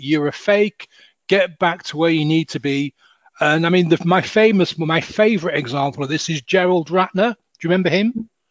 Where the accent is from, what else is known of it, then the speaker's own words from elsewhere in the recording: Hull, Yorkshire and the Humber, United Kingdom; moved away; also born or lived in south of England; I'm from um, Hull, oh. H U L L Hull